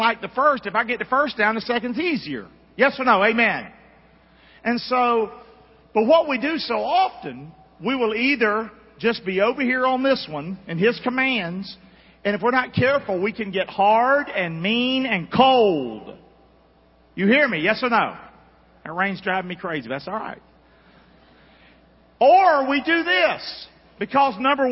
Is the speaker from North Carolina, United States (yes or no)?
yes; Rockingham, North Carolina, United States; I'm from Rockingham, North Carolina